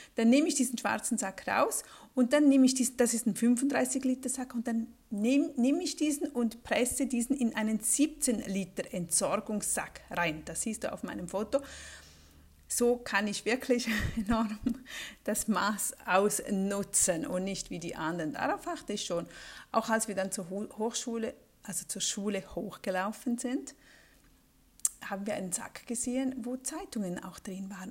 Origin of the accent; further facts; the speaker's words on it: Switzerland; bei uns in der Schweiz